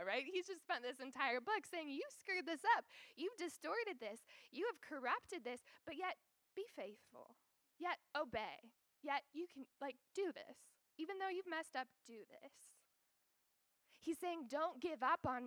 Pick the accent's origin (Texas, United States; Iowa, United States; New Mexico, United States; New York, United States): Iowa, United States; moved away as an adult; also born or lived in Canada / Kenya / Atlanta, Georgia; now in Altoona, United States; I grew up in Iowa